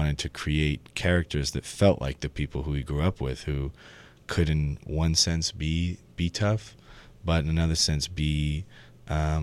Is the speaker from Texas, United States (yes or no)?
no; San Francisco, California, United States; when we were growing up in San Francisco